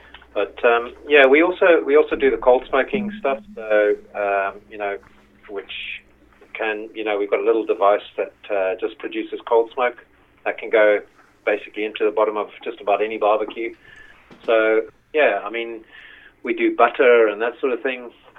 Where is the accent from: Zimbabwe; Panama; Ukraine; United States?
Zimbabwe; moved away as an adult; We came over from Zimbabwe about 13 years ago. My sort of background is in the motor trade.